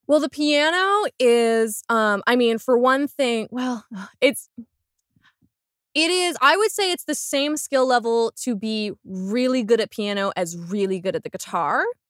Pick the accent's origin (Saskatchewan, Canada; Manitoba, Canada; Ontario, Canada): Ontario, Canada; Windsor; also born or lived in Toronto; now in Halifax, Canada; I'm from Windsor, Ontario originally